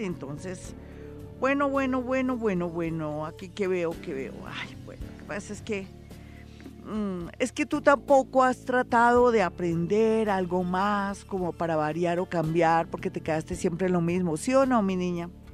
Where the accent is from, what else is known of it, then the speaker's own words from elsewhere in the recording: Colombia; los colombianos somos diferentes, los colombianos somos más pilos